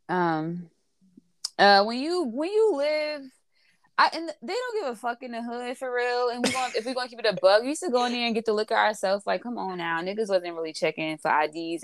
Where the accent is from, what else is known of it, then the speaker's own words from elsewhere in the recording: Newark, New Jersey, United States; I'm from Newark